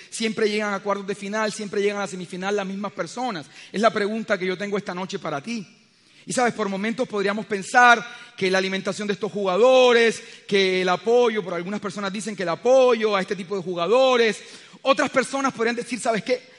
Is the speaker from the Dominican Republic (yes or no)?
no; Colombia; el solo hecho de vivir en este país